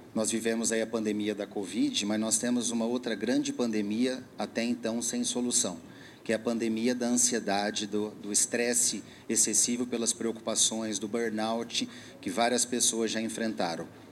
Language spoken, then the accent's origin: Portuguese; São Paulo, Brazil; eu sou aqui de São Paulo, sou médico.